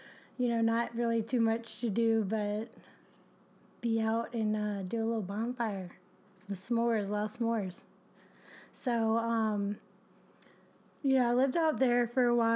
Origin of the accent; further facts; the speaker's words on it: Kenner, Louisiana, United States; also born or lived in Sulphur, Louisiana; I describe myself as Louisiana bound. You know, I grew up in Kenner, which is like a greater New Orleans area.